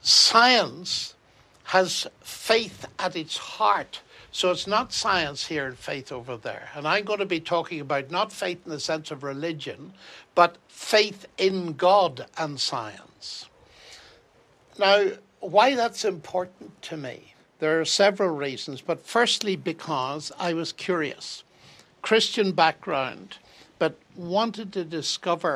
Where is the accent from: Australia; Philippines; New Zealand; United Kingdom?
United Kingdom; Northern Ireland; I grew up in Northern Ireland